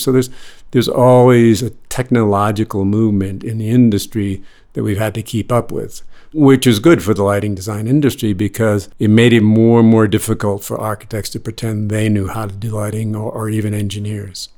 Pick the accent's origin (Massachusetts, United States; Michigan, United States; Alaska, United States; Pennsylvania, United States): Massachusetts, United States; Boston; moved away as an adult; also born or lived in New York City; I grew up in Boston, North Shore of Boston